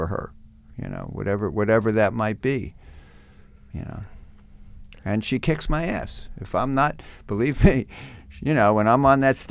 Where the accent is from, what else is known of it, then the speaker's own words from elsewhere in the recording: New Jersey, United States; I'm a kid growing up in New Jersey.